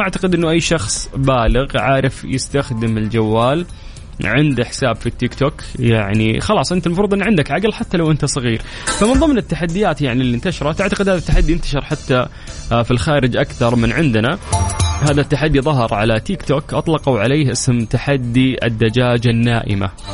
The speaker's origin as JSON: {"language": "Arabic", "country": "Saudi Arabia", "said": "عندنا في المملكة العربية السعودية"}